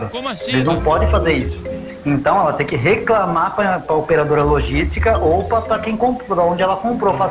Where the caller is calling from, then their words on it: Jaú, São Paulo, Brazil; Rapaz, eu sou aqui de Jaú